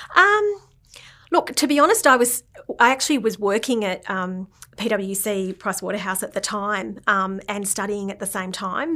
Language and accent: English; Canberra, Australian Capital Territory, Australia; growing up in Canberra, um, in Tuggeranong